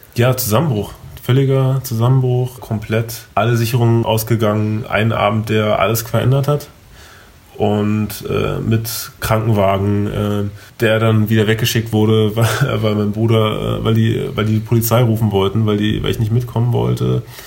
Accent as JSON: {"language": "German", "region": "Berlin", "country": "Germany", "tie": "born or raised there", "said": "ich bin gebürtiger Berliner, ähm, bin auf, hier aufgewachsen, äh, geboren und aufgewachsen."}